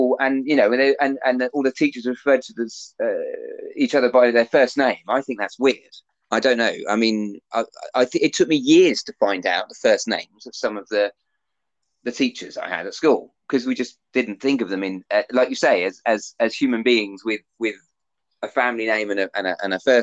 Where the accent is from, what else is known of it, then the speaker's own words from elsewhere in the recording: United Kingdom; as UK British people